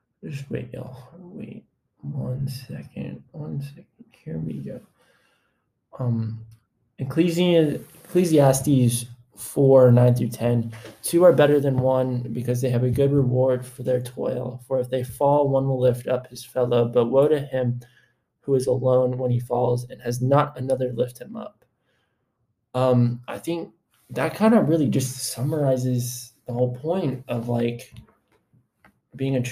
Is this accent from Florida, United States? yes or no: yes; Florida, United States; now in Texas, United States; I was born in Florida